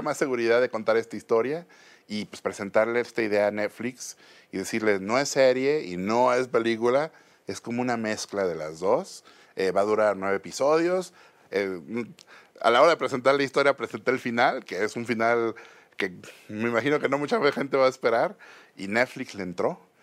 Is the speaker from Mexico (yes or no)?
yes; Mexico City, Mexico; de chiquito aquí en la Ciudad de México